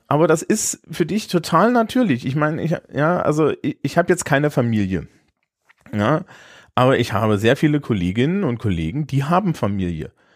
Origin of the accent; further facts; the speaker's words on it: Germany; als Deutscher